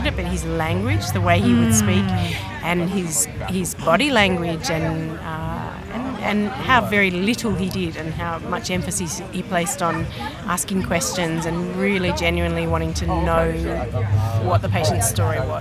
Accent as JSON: {"language": "English", "country": "Australia", "moved": "yes", "lives_now": "United States", "said": "I'm an osteopath from Australia, but I'm currently living in the USA"}